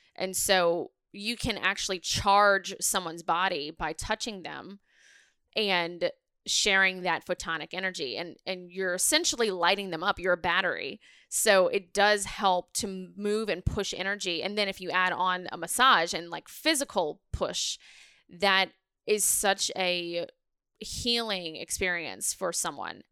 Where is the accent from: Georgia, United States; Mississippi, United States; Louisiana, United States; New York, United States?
Louisiana, United States; New Orleans; I'm from New Orleans